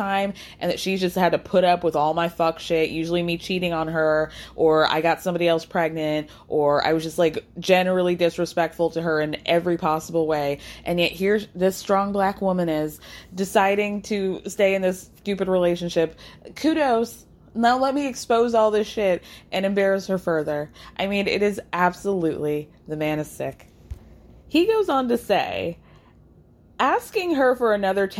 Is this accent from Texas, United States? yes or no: no; New York, United States; as a New Yorker